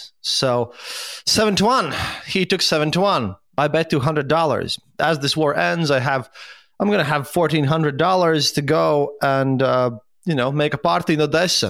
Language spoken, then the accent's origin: English; Latvia; I'm from Latvia myself. I have relatives in Ukraine